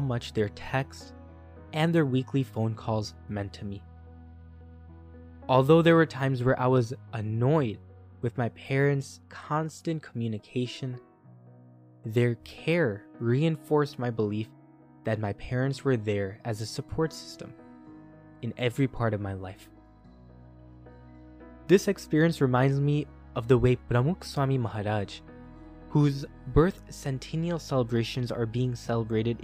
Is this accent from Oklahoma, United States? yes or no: no; Chicago suburb, Illinois, United States; moved away as an adult; My hometown was a typical Chicago suburb where most of the people I grew up with lived nearby.